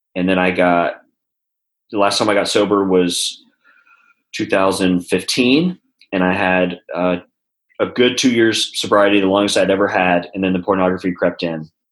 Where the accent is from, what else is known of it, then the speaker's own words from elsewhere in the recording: Texas, United States; also born or lived in California; now in Nashville, United States; I'm from Texas